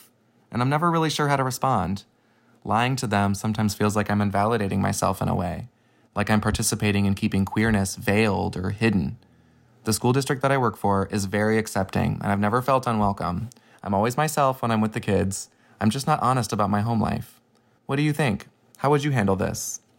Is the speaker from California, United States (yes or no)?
no; Des Moines, Iowa, United States; I'm from Des Moines, Iowa